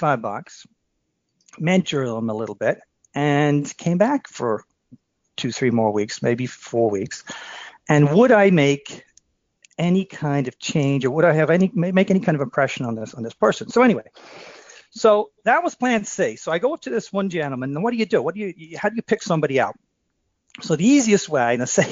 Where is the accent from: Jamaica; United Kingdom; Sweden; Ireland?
Ireland; Dublin, Leinster; moved away as an adult; also born or lived in Philadelphia, United States; now in Western Massachusetts, United States; I'm from Dublin, and I worked for three summers down Wildwood, New Jersey